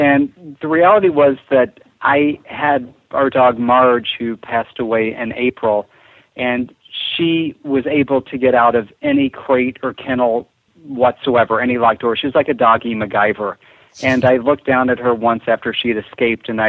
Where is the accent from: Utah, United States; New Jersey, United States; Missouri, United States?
Missouri, United States; Missouri Ozarks, United States; I grew up in the Missouri Ozarks